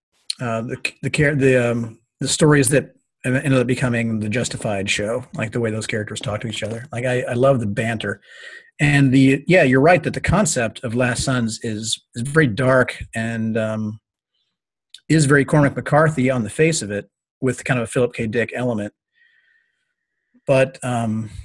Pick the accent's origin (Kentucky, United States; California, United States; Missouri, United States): Kentucky, United States; moved away; I grew up in part in Kentucky